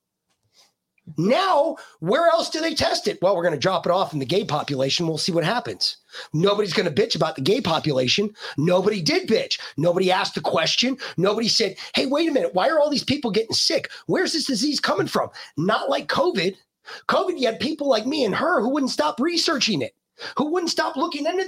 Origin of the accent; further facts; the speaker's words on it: New York City, New York, United States; moved away; also born or lived in Connecticut; when I was growing up, we grew up in New York in the 80s